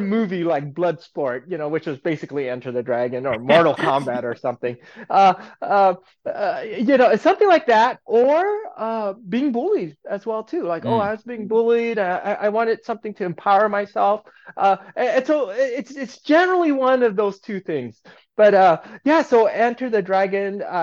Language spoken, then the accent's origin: English; Aurora, Colorado, United States; moved away as an adult; also born or lived in California; I was a kid, an Asian kid growing up in the Midwest, right in Aurora, Colorado